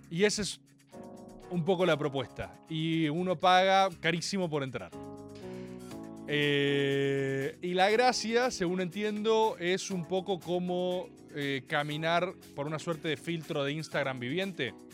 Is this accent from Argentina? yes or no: yes; Argentina; Maga no es información, es conjetura, que es lo más aproximado a la verdad que tenemos como argentinos.